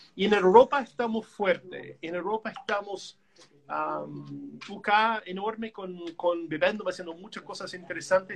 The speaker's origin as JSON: {"language": "Spanish", "country": "Canada", "second_language": "Spanish", "moved": "as an adult", "lives_now": "Chile", "said": "yo como canadiense yo pienso así, ¿no? Yo soy de país chico al lado del monstruo"}